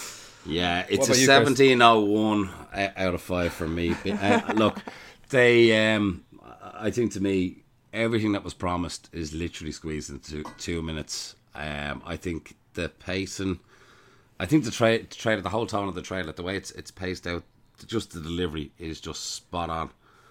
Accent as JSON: {"language": "English", "country": "Ireland", "said": "I'm the …."}